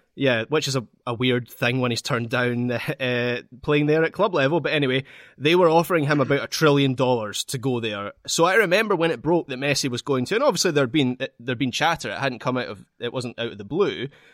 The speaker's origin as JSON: {"language": "English", "area": "Scot", "region": "Scotland", "country": "United Kingdom", "said": "As a Scot"}